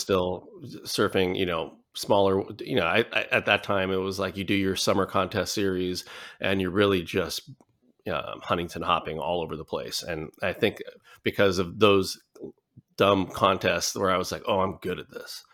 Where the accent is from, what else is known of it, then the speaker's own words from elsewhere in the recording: Hauula, Hawaii, United States; also born or lived in Newport Beach, California; I'm from the island of Oahu, um, in the, you know, the island chain of, of Hawaii and from the northeast side. So, uh, Haula